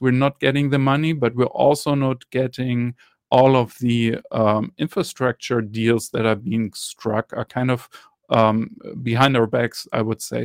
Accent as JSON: {"language": "English", "country": "Germany", "said": "I'm from Germany"}